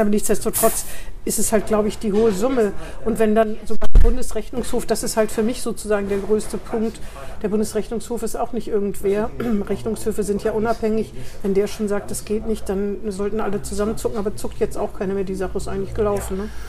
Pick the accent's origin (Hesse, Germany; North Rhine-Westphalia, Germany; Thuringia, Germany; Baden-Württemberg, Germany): Hesse, Germany; Northern; now in Bremen, Germany; ich komme aus Nordhessen